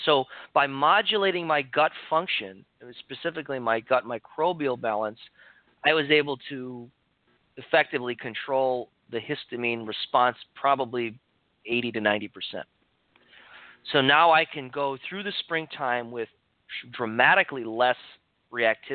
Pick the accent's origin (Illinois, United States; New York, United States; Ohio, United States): Illinois, United States; Chicago; now in Santa Cruz, United States; when I moved to California from Chicago, where I grew up